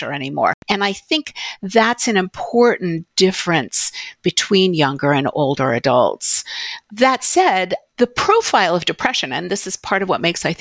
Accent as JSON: {"language": "English", "town": "New York City", "region": "New York", "country": "United States", "tie": "born or raised there", "said": "I grew up in New York City"}